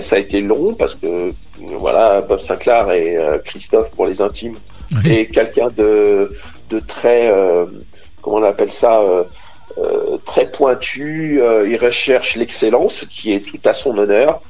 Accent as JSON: {"language": "French", "country": "Côte d’Ivoire", "tie": "born or raised there", "also_born_or_lived": "Burkina Faso / Savoie, France", "moved": "as an adult", "lives_now": "France", "said": "je suis né exactement au Burkina Faso, et j'ai vécu 20 ans en Côte d'Ivoire"}